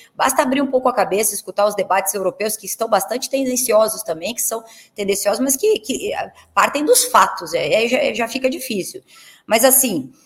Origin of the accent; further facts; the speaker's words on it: Curitiba, Paraná, Brazil; eu sou de Curitiba e meu pai torcia para o Curitiba Futebol Clube